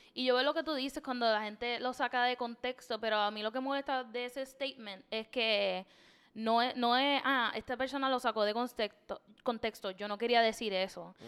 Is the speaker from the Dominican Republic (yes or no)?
no; Puerto Rico; desde chiquito, te sientan y te dicen, los puertorriqueños somos tres razas